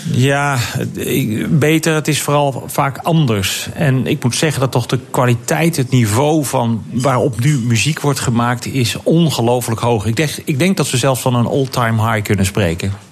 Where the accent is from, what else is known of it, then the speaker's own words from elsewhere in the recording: Netherlands; als Nederlanders